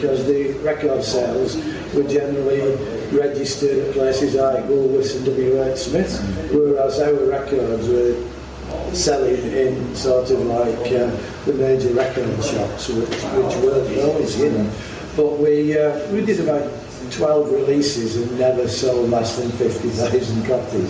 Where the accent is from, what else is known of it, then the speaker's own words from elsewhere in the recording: Wigan, North West England, United Kingdom; I was born and bred in Wigan